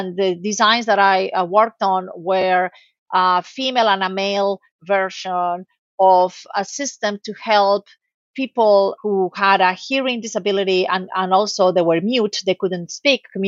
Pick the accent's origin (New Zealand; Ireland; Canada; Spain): Spain; moved away; also born or lived in United States; I'm originally from Spain